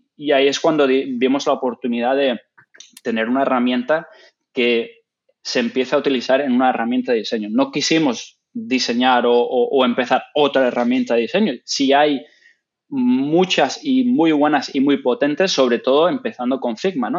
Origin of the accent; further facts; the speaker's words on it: Gran Canaria, Canary Islands, Spain; moved away as an adult; also born or lived in Ireland / England / The Hague, Netherlands / Nanjing, China; donde yo soy originalmente, de Gran Canaria